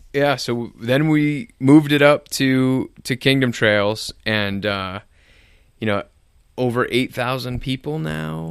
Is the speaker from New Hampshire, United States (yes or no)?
yes; Nashua, New Hampshire, United States; I grew up in Nashua